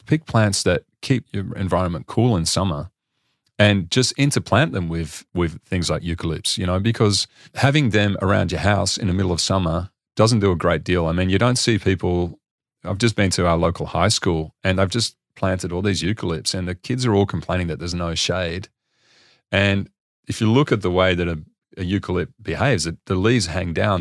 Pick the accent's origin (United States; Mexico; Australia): Australia; I'm actually from Australia